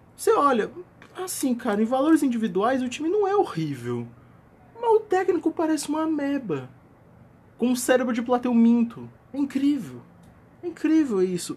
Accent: Northeast Brazil, Brazil; Mas eu sou nordestino

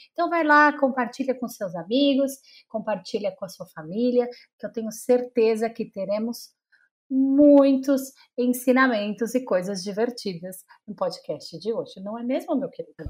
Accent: São Paulo, Brazil; also born or lived in Maceió; eu não nasci em São Paulo, eu nasci em Maceió, mas eu moro em São Paulo desde os três meses

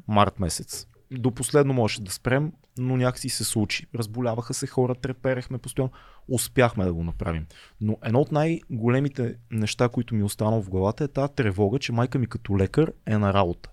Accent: Bulgaria; ние, като, като българи

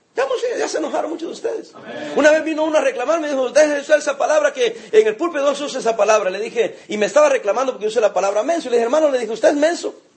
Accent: El Salvador; now in Long Beach, United States; Soy salvadoreño

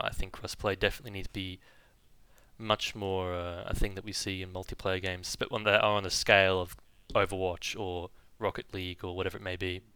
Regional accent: Dubai, United Arab Emirates; moved away; I grew up in the United Arab Emirates in Dubai

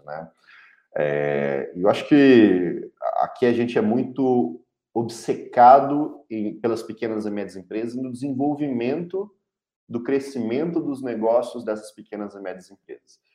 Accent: Belo Horizonte, Minas Gerais, Brazil; eu sou mineiro de Belo Horizonte

